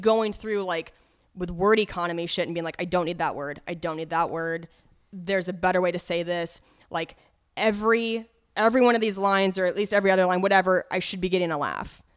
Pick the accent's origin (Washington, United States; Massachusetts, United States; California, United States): Washington, United States; Cheney; also born or lived in Spokane, Washington; I'm from Spokane, but I grew up for, like, uh, middle school and high school in Cheney, Washington, which is, is much smaller, right outside of Spokane